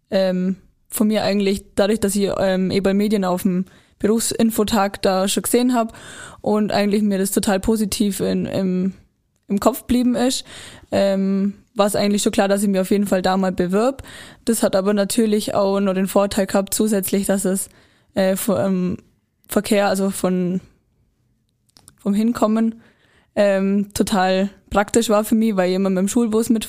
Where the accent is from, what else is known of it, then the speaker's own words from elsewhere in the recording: Immenstadt, Bavaria, Germany; bin aus Immenstadt und bin 19 Jahre alt